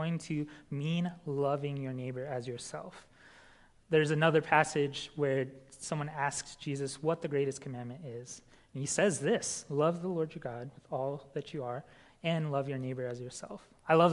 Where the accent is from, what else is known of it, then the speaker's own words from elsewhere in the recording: New Mexico, United States; moved away; In my hometown in New Mexico